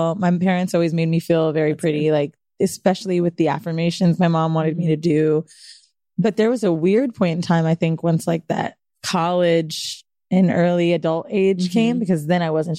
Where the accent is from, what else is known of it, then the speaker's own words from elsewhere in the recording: Florida, United States; moved away; also born or lived in San Francisco; Moved to Florida when I was like super young, like 7 or 6 or something.